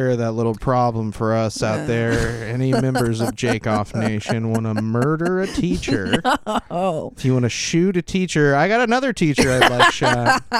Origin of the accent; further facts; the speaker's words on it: Kansas, United States; I'm from Kansas